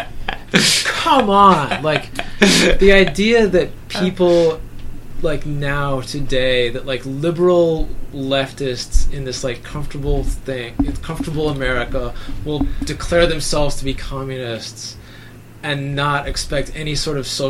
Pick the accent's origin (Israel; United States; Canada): Canada; I'm Canadian